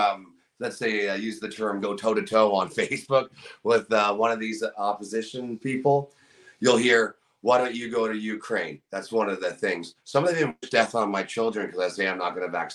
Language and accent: English; Niagara, Ontario, Canada; My hometown's pretty awesome. Niagara's a great community to be a part